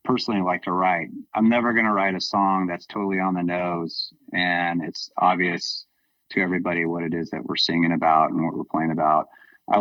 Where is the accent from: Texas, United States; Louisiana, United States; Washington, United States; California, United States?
California, United States; Southern; moved away as an adult; now in Bay Area, United States; I'm originally from Southern California. And I moved up here to the Bay Area once it was 94, 95, somewhere in there. And my time growing up in Southern California